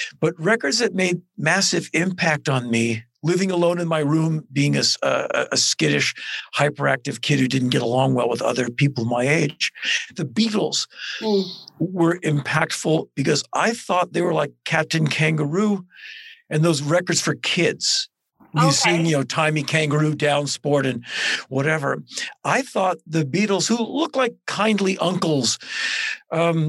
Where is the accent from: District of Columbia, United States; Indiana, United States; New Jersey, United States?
District of Columbia, United States; Washington; I was born in 1961 in Washington, D.C.